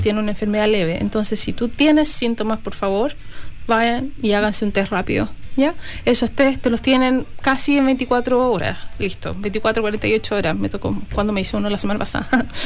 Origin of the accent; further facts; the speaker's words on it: Chile; moved away as an adult; also born or lived in Canada / Australia; now in New Zealand; Partí Chile, me fui a Canadá, de Canadá volví a Chile, de Chile me fui a Australia y de Australia me vine a Nueva Zelanda